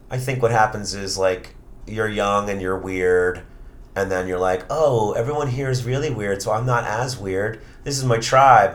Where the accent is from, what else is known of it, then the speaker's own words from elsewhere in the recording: New York City, New York, United States; also born or lived in Long Island; I grew up in Queens